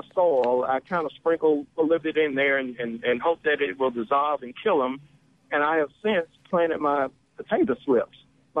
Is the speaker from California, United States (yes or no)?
no; Tyler, Texas, United States; I'm from Tyler.